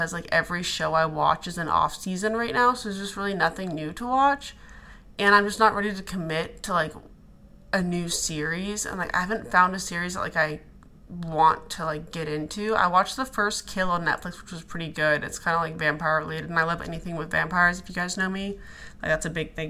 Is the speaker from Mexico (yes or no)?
no; Alaska, United States; moved away as an adult; also born or lived in Arizona / Dallas / Denver; now in New York, United States; I grew up in Alaska, lived there till I was 18, then moved to Arizona